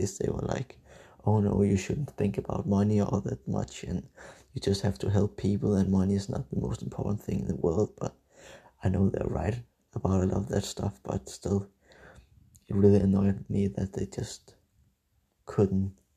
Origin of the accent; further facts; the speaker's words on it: Denmark; English is a second language; I'm from Denmark